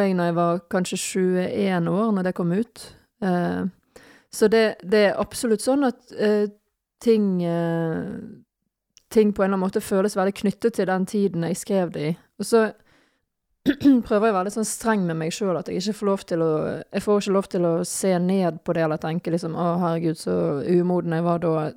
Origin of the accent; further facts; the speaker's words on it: Bergen, Vestland, Norway; now in Nøtterøy, Norway; jeg er fra Bergen